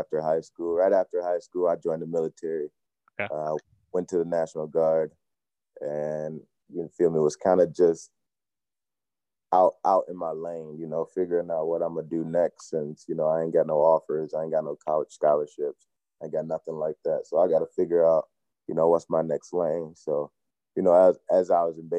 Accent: Chicago, Illinois, United States; moved away; also born or lived in Rockford, Illinois; I'm originally from Chicago, but I played my high school ball out in the Rockford area.

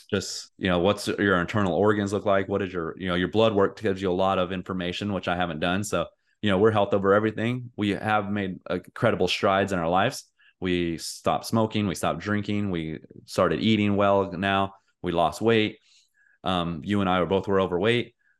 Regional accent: United States; I'm an American

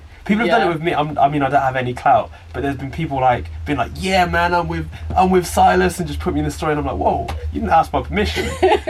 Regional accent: Oxford, South East England, United Kingdom; We didn't really have that in Oxford

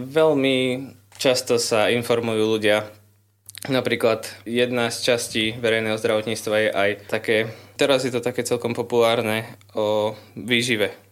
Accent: Lubochňa, Žilina Region, Slovakia; som z Lubochne, mám 20 rokov a študujem na katedre verejného zdravotníctva na Katolíckej univerzite v Ružomberku.

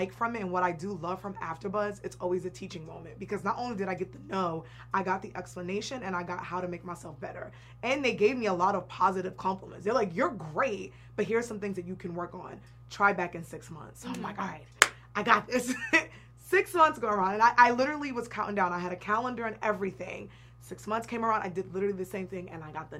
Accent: Boston, Massachusetts, United States; also born or lived in New York / New York City; now in Los Angeles, United States; I'm from New York, but I grew up in Boston

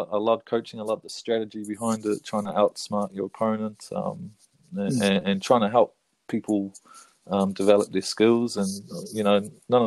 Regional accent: Auckland, New Zealand; moved away as an adult; also born or lived in Manawatu; now in Tararua, New Zealand; Just moved down a few years ago from Auckland. And was up there for my whole life before that.

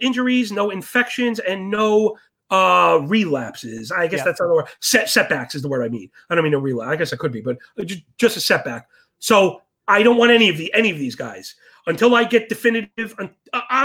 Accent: New York City, New York, United States; I was born and raised in Sheepshead Bay, Brooklyn, near all the boats

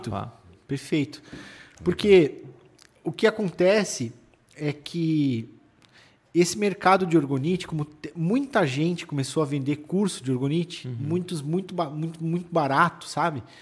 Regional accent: São Paulo, Brazil; Como eu vim de São Paulo já, de uma, de, com esse todo know-how assim de São Paulo, né?

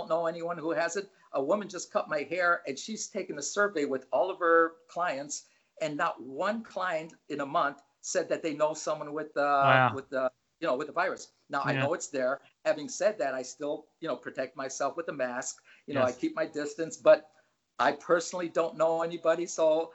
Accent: East Chicago, Indiana, United States; moved away as an adult; also born or lived in Southampton, England; now in Ventura, United States; I grew up in East Chicago, Indiana, which is just outside of Chicago on the Indiana border, on the southern end of Lake Michigan. I grew up there, and I lived there for 60 years

